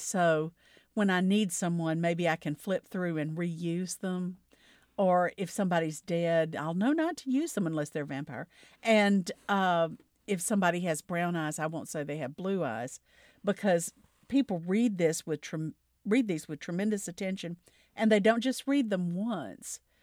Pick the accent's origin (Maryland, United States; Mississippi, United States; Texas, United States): Mississippi, United States; the Delta part of; I grew up in the South. I grew up in the Delta part of Mississippi